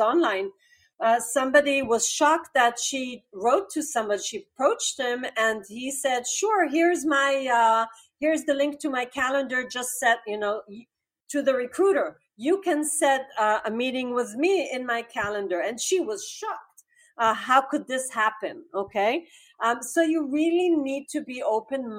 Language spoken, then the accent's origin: English; Israel; I'm from Israel.